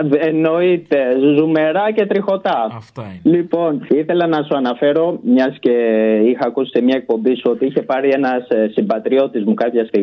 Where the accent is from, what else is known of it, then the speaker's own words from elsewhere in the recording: Albania; Greek is a second language; επειδή και εγώ είμαι από την Αλβανία